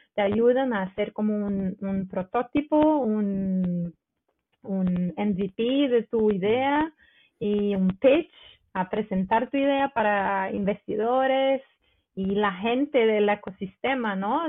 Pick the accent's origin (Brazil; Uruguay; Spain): Brazil; Rio de Janeiro; Spanish is a second language; moved away as an adult; now in Stavanger, Norway; soy de Río, de Río de, de Janeiro